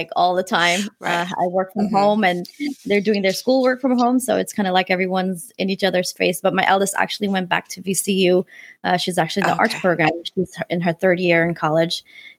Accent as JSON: {"language": "English", "country": "Afghanistan", "tie": "born there", "said": "You know, I was born in Afghanistan. He's Pakistani."}